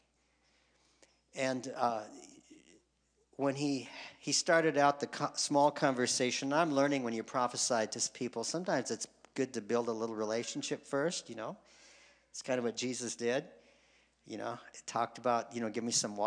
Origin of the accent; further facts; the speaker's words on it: Spicer, Minnesota, United States; moved away as an adult; I grew up in Spicer. That's small